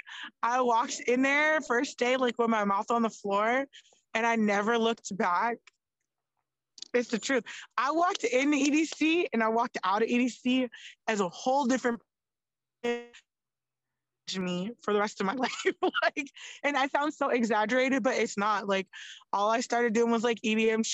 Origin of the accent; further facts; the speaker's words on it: Florida, United States; now in North Las Vegas, United States; I grew up in Florida.